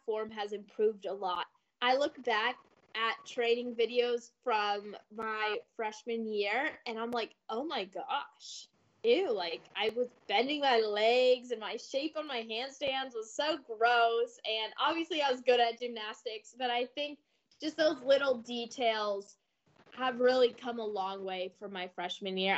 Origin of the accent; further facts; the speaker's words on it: Ann Arbor, Michigan, United States; moved away; I'm from Ann Arbor